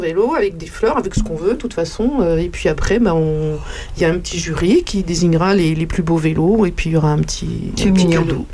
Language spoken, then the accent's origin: French; Paris, Île-de-France, France; moved away as an adult; now in Champignelles, France; je suis une Parisienne